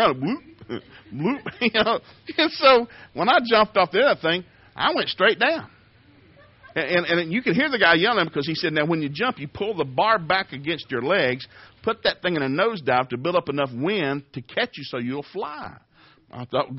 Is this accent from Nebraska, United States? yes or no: no; Tennessee, United States; I grew up in Tennessee